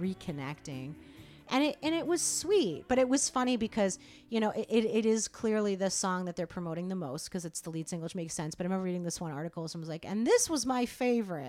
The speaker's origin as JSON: {"language": "English", "town": "Rochester", "region": "New York", "country": "United States", "tie": "born or raised there", "said": "Rochester. Shout out to my hometown"}